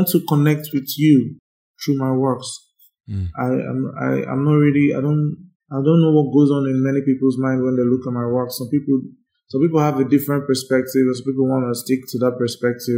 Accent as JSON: {"language": "English", "country": "Nigeria", "said": "I'm proud to be a Nigerian"}